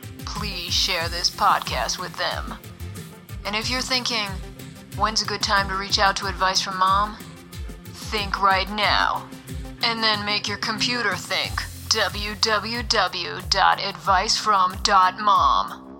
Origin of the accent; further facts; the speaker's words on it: Pittsburgh, Pennsylvania, United States; accent: Pittsburghese; my hometown of Pittsburgh, Pennsylvania